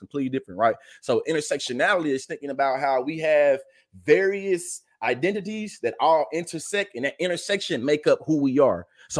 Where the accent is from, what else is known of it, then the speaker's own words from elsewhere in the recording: the South, United States; My grandfather, I'm a Southerner.